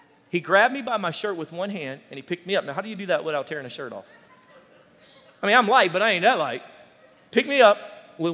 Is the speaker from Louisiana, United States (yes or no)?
yes; Louisiana, United States; we're originally from Louisiana, my family